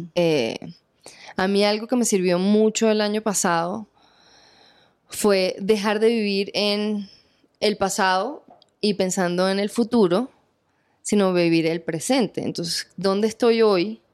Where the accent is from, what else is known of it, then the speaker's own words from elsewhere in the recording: Venezuela; moved away as an adult; now in Colombia; mi tierra, Venezuela